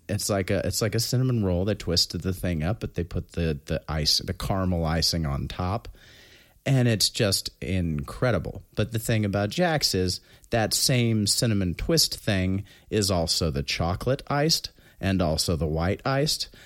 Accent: New Castle, Indiana, United States; moved away; also born or lived in Alexandria; I, uh, was born in Alexandria, but I was raised in Newcastle, Indiana

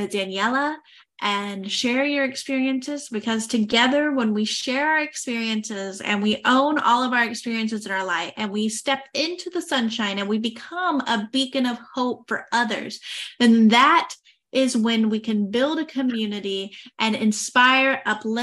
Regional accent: United States; me being American

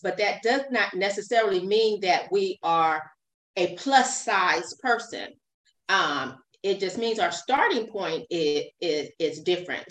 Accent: Fresno, California, United States; also born or lived in Long Beach, California; I was raised in Fresno, California, but I was born in uh, Long Beach, California

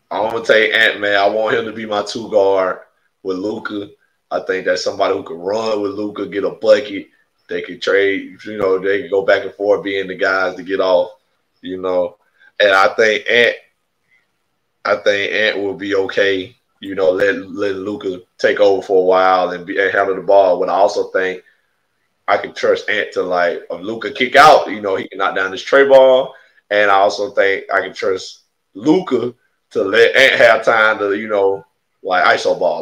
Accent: Alabama, United States; I'm from Alabama. We from Alabama

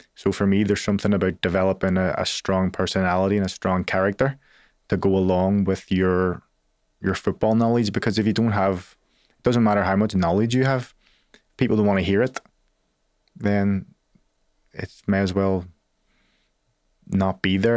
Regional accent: Belfast, Northern Ireland, United Kingdom; I'm a kid from Belfast.

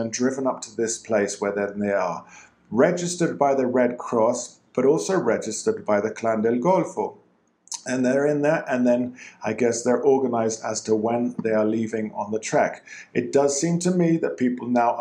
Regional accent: England, United Kingdom; now in Colombia; I'm English

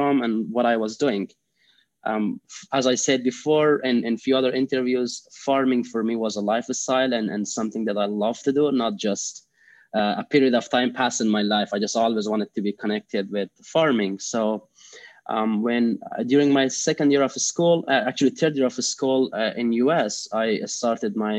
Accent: Afghanistan; English is a second language; moved away as an adult; now in United States; I am originally from Afghanistan. I was raised and born in Afghanistan. I moved to U.S. In 2014 when I was around age 21.

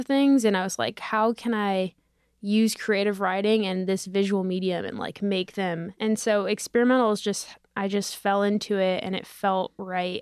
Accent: Parkland, Florida, United States; moved away as an adult; I'm from Parkland, Florida

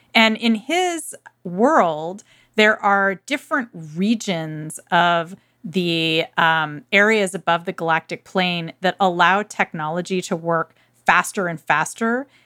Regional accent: Irvine, California, United States; the city where I grew up in Irvine

